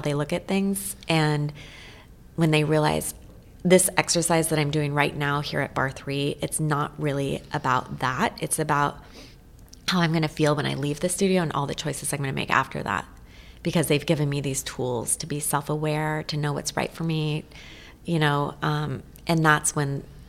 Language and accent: English; Eugene, Oregon, United States; also born or lived in Portland, Oregon; it's just in my blood growing up in Eugene